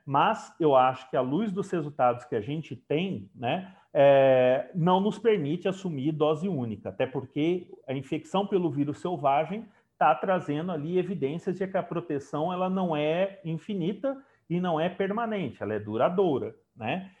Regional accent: Brazil; enquanto brasileiro, enquanto né, parte aqui do, do Estado de São Paulo

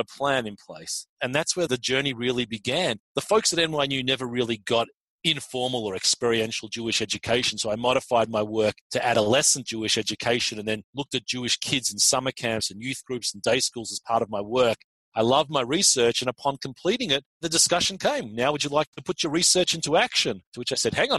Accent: Australia; moved away as an adult; also born or lived in Israel; now in United States; I'm not from America originally. I was born and raised in Australia

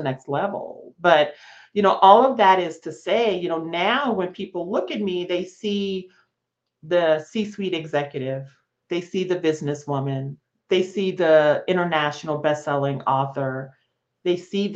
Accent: Las Vegas, Nevada, United States; moved away as an adult; I grew up in Las Vegas, Nevada

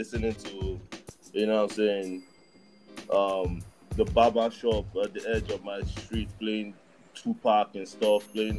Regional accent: Lagos, Nigeria; moved away as an adult; also born or lived in Massachusetts, United States; now in United States; My days in Nigeria, I was born and raised in Lagos, Nigeria. I grew up in Yaba.

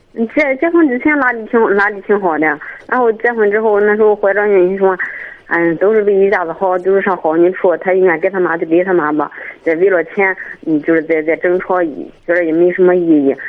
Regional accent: Jiyang, Shandong, China; also born or lived in Qihe; 我家是济阳的，我婆婆家是契合的

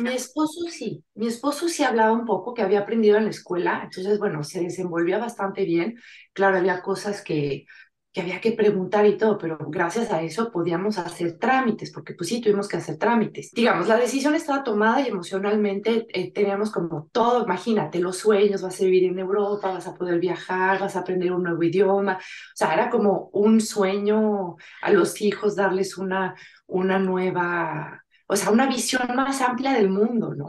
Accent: Mexico; moved away as an adult; now in France; yo soy franco-mexicana, bueno, más bien mexicano-francesa, porque me considero más mexicana que francesa

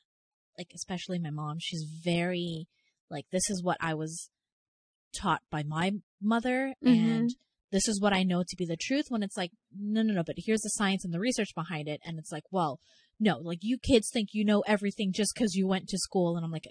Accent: Canada; maybe it's because I'm Canadian.

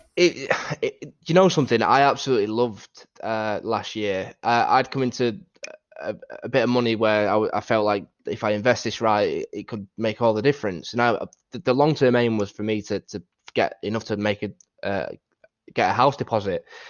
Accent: Doncaster, Yorkshire and the Humber, United Kingdom; accent: northern; as you can tell from, from, from my accent, I live up north in a place called Doncaster

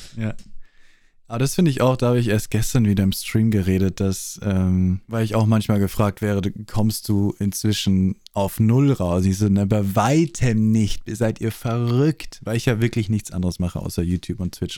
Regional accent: Austria; accent: Austrian; Ich bin Österreicher

